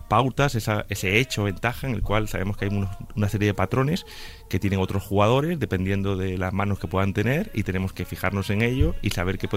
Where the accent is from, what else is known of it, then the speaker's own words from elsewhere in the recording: A Coruña, Galicia, Spain; also born or lived in Canary Islands; now in Madrid, Spain; que realmente vivo en Madrid hace muchos años, pero soy coruñés y medio canario también